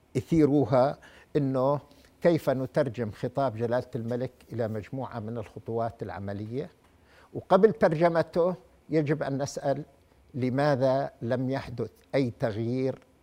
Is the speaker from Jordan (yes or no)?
yes; Jordan; واحنا التعليم عندنا في الاردن اولويه بوزاره التربيه